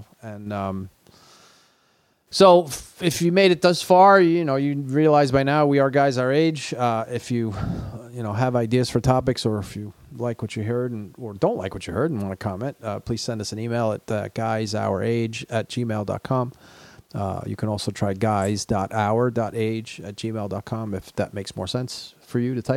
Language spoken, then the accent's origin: English; East Coast, United States; the way we grew up on the East Coast